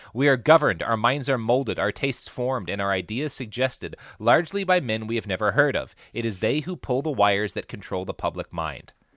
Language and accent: English; Plano, Texas, United States; I grew up in Plano, Texas